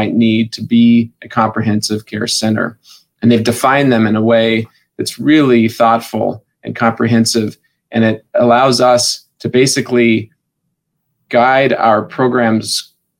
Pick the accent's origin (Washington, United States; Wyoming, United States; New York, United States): Wyoming, United States; moved away as an adult; now in Spokane, United States; I'm from Wyoming